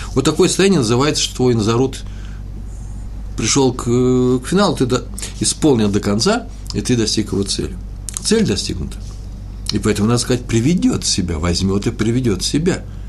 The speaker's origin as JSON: {"language": "Russian", "country": "Russia", "moved": "yes", "lives_now": "Jerusalem, Israel", "said": "мы из России"}